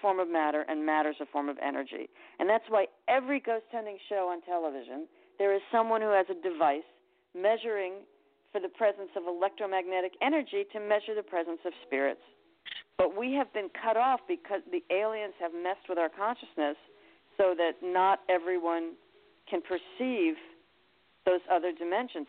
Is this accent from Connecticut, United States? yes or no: yes; Westport, Connecticut, United States; also born or lived in Bridgeport, Connecticut; I was born in Bridgeport, but I grew up in Westport.